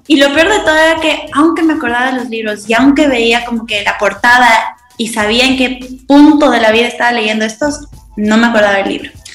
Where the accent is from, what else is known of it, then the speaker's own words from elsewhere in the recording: Ecuador; now in La Joya de los Sachas, Ecuador; soy de Ecuador, un país muy, muy chiquito en Sudamérica